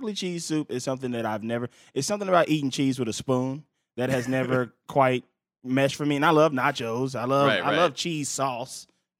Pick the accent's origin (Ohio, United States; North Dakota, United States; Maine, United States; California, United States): California, United States; Los Angeles; I'm from South Central LA.